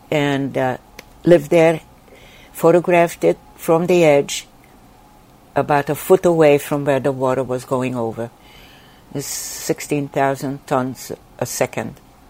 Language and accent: English; Sweden; English is a second language; when I grew up in Sweden, I wanted to study migrating birds, because I felt I was uprooted and I was migrating and from country to country.